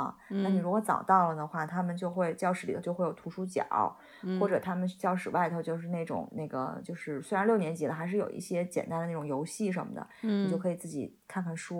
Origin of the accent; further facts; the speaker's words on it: China; 就是对我们中国人来讲是挺利好的。我们就写 email 都用中文写就行了嘛